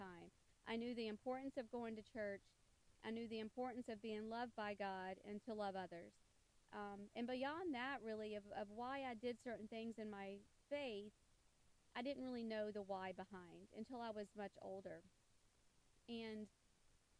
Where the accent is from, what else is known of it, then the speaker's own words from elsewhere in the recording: the South, United States; growing up in the South, Catholicism was a minority religion